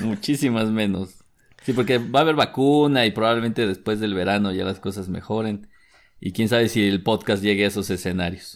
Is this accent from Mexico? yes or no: yes; Mexico; mexicano con el síndrome del jamaicón